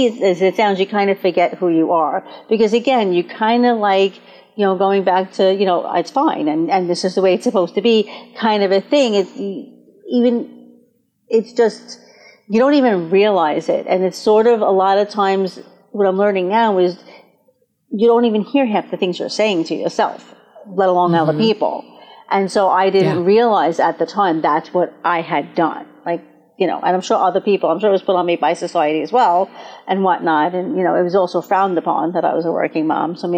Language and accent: English; Brooklyn, New York, United States; I come from Brooklyn and I grew up in a Jewish home.